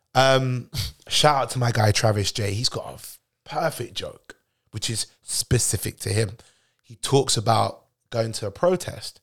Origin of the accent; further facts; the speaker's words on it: United Kingdom; I'm British born